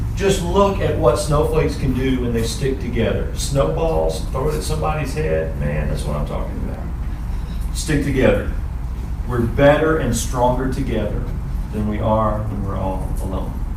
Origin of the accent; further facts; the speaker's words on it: Pulaski, Tennessee, United States; now in Henderson, United States; I'm from Pulaski, Tennessee. That's a little small town. All right, Bowling Green is like a giant city compared to where I grew up